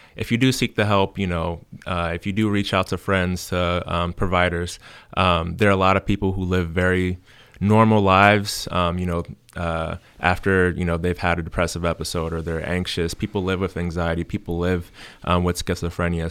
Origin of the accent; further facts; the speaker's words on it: Cincinnati, Ohio, United States; moved away as an adult; now in Du Bois, United States; I'm originally from Cincinnati, Ohio